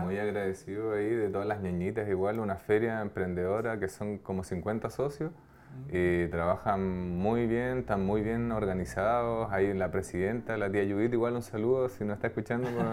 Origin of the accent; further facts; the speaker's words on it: Aysén, Chile; also born or lived in Los Lagos; nosotros somos de acá de Aysén, estuvimos viviendo gran parte del tiempo acá